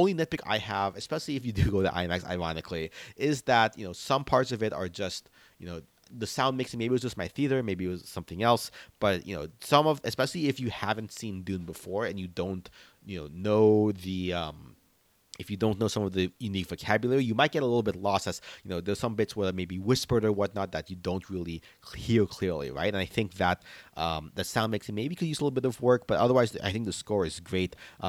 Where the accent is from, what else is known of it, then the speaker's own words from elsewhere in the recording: Philippines; being Filipino, I was definitely hyped to read some pieces about how they're incorporating Filipino martial arts in the fighting scenes here